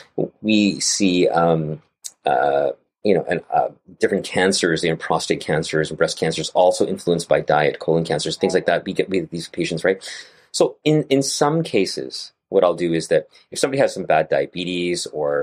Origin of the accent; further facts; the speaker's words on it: Gujarat, India; I'm from Gujarat as well. And I have a lot of Punjabi friends over here and eat a lot of Punjabi food too.